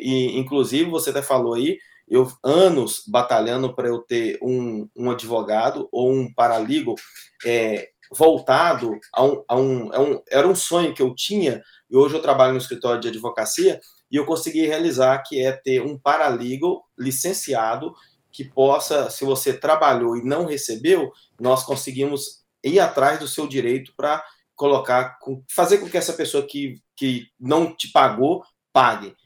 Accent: Brazil; now in Boston, United States; sou brasileiro, amo o Brasil

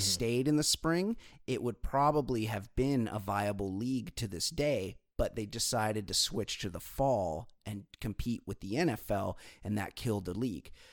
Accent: California, United States; for me, it's home, and we have the ocean right here

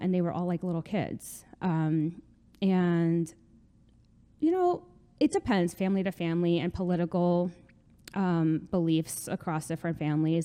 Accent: North Bergen, New Jersey, United States; I am from North Bergen.

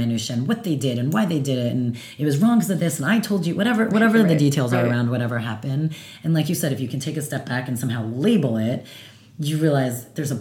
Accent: New Jersey, United States; I'm from Jersey

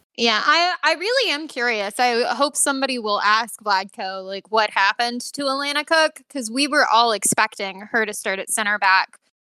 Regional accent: United States; as an American

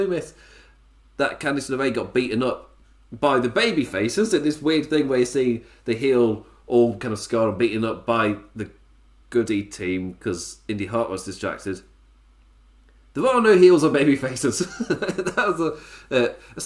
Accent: England, United Kingdom; As an Englishman

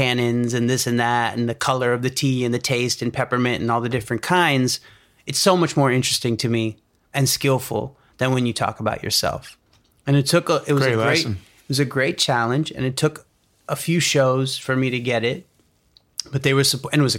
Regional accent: India; I'm here. I'm Indian. I know you guys need diversity.

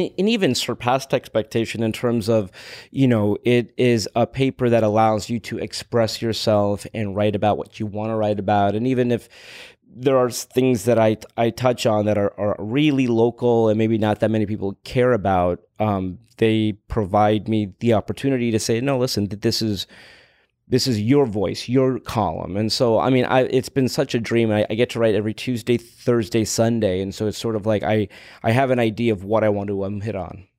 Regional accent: Los Angeles, California, United States; I was growing up in Los Angeles

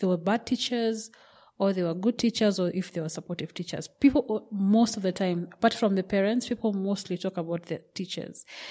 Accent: Kenya; I come from Kenya

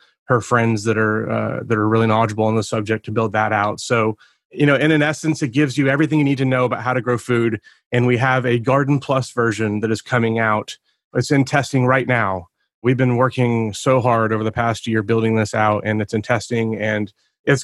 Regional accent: Oklahoma City, Oklahoma, United States; I'm from Oklahoma City, Oklahoma

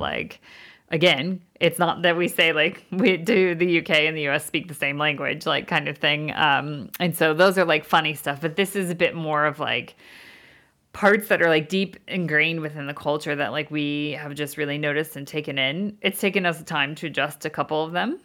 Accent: United States; moved away as an adult; now in London, United Kingdom; we're from the States

